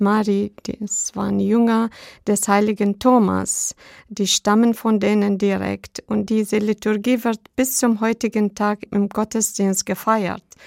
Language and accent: German; Iraq; German is a second language; moved away as an adult; also born or lived in Baghdad, Iraq; now in Schorndorf, Germany; zu Hause im Irak